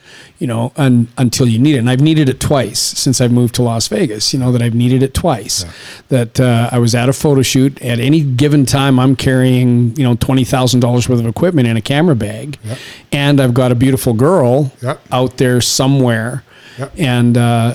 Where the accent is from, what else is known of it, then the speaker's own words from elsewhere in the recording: Saskatchewan, Canada; moved away; I grew up in Canada in a place called Saskatchewan